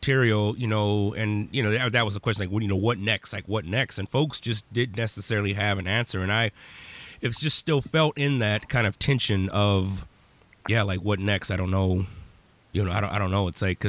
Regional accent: Menard, Texas, United States; growing up in Texas, a small rural community of 1,200 where I was the black person.

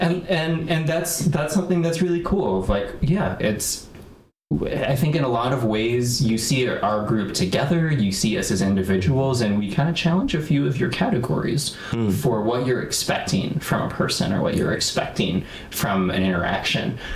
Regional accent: Chicago, Illinois, United States; also born or lived in Evanston, Illinois; born and raised in the north suburbs of Chicago

